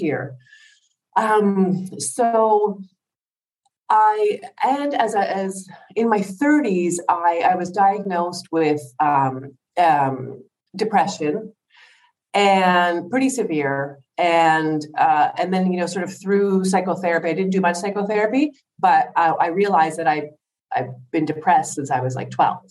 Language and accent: English; Ottawa, Ontario, Canada; moved away as an adult; also born or lived in England; now in Greece; I'm from Ottawa, Canada